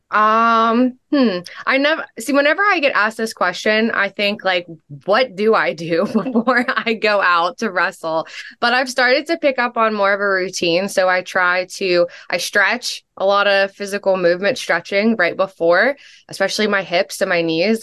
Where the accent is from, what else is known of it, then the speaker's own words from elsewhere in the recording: Pittsburgh, Pennsylvania, United States; also born or lived in North Carolina; I am from Pittsburgh